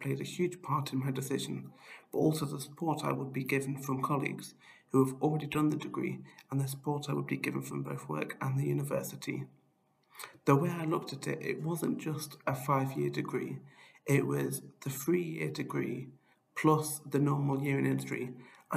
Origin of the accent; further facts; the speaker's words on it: near Broughton, North Wales, United Kingdom; moved away as an adult; now in Bristol, United Kingdom; I grew up near Broughton watching the Beluga and eventually the Beluga XL flying over my school